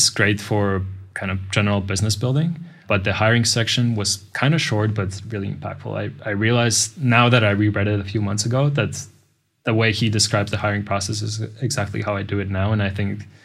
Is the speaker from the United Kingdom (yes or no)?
no; Riga, Latvia; moved away as an adult; now in Budapest, Hungary; originally I come from Latvia. My town or city is Riga.